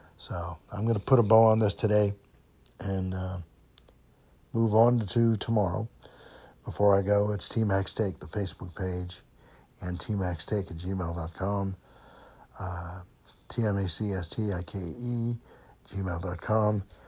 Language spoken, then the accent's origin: English; Kenosha, Wisconsin, United States; moved away; I grew up in Kenosha